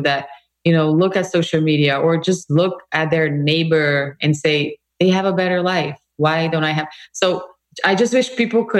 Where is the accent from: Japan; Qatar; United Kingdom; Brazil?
Brazil; moved away as an adult; now in United States; I come from Brazil, a very multicultural country